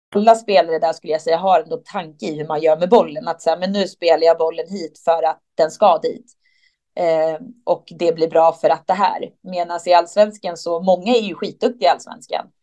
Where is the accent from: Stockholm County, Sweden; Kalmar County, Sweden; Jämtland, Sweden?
Stockholm County, Sweden; Stockholm; där jag är ifrån i Stockholm